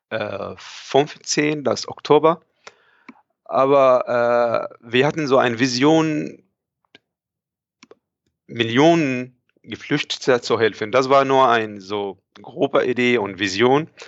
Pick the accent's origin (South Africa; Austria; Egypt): Egypt; moved away as an adult; now in Germany; Okay, also ich bin da, ich komme eigentlich aus Ägypten ursprünglich. Ich bin hier in Deutschland seit schon etwa ja, fünf Jahren.